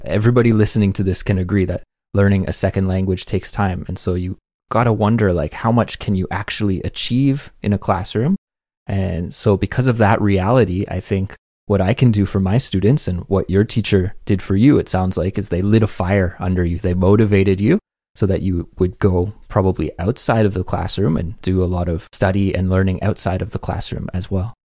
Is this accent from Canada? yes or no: yes; Canada; now in Korea; as a Canadian, I had to take second language classes as well